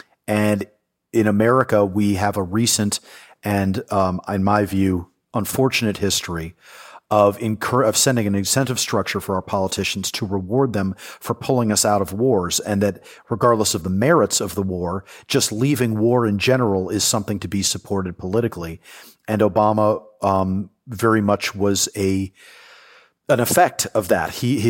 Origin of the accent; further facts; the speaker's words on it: New York City, New York, United States; So I'm a native New Yorker. I was raised in the New York City of the 1980s, where crime ran amok.